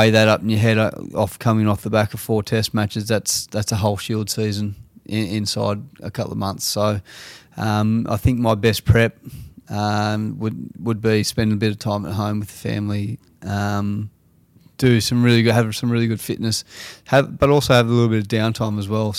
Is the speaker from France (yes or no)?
no; Australia; So I think for us as Australian cricket team, I think we just really need to focus on what we do really well